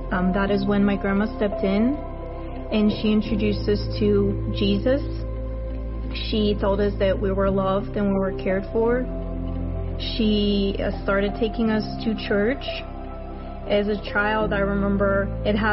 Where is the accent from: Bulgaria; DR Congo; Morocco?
Bulgaria; born and raised in Bulgaria. Living in my country was really difficult.